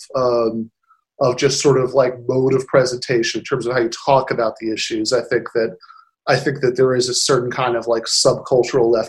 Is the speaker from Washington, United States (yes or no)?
no; Michigan, United States; my home state of Michigan